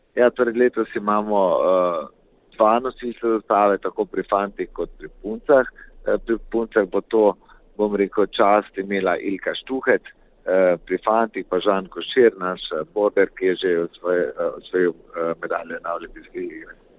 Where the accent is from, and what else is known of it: Slovenia